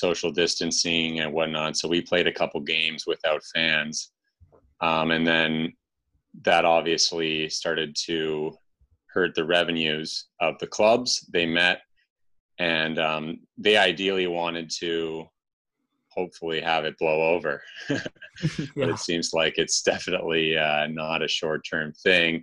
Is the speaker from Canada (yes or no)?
yes; Toronto, Ontario, Canada; growing up in Toronto, hockey was a big deal